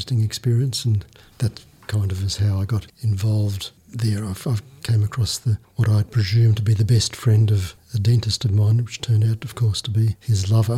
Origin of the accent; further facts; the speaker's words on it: Brisbane, Queensland, Australia; I was born in Brisbane, Queensland in 1951